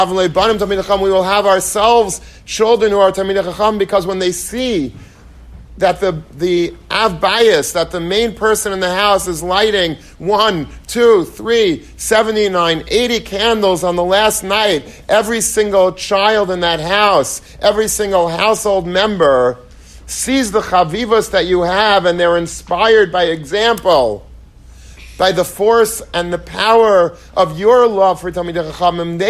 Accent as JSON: {"language": "English", "town": "Long Beach", "region": "New York", "country": "United States", "tie": "born or raised there", "said": "I grew up in Long Beach, and that's where I went to yeshiva"}